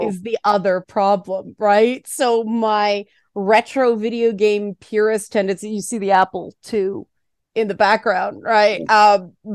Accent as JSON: {"language": "English", "town": "Toronto", "region": "Ontario", "country": "Canada", "tie": "born or raised there", "said": "I grew up in the Jane Finch part of Toronto."}